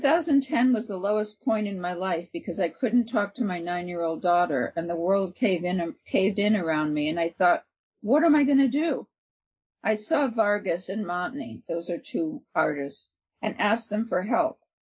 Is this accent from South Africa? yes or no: no; Albania; English is a second language; moved away as an adult; now in United States; I grew up in Albania and came to the United States at 18 in 2000. I came alone, and then my parents came for political asylum.